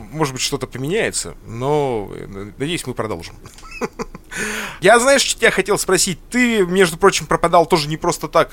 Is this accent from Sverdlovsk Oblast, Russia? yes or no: yes; Sverdlovsk Oblast, Russia; Я родился в Свердловской области